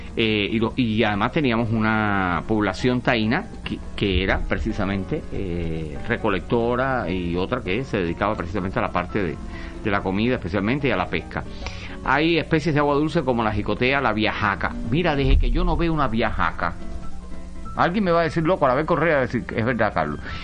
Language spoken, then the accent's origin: Spanish; Cuba; Yo soy un cubano